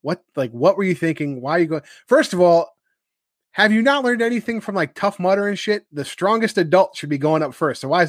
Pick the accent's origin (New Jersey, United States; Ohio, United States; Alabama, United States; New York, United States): New York, United States; New Rochelle; moved away as an adult; now in Carmel, United States; I'm from New Rochelle and New Rochelle's a rather big city. And so I'm used to close neighbors and a lot of people.